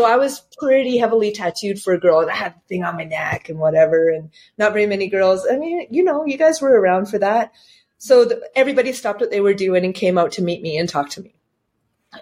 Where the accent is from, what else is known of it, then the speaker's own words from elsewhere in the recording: Campbell River, British Columbia, Canada; I went back up to Campbell River. I moved that business to my hometown